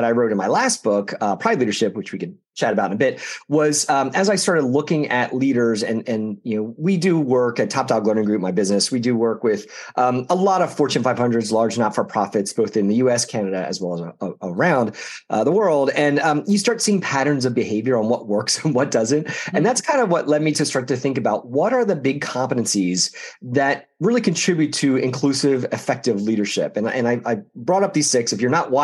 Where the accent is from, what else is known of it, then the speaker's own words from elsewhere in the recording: outside of Philadelphia, Pennsylvania, United States; growing up outside of Philadelphia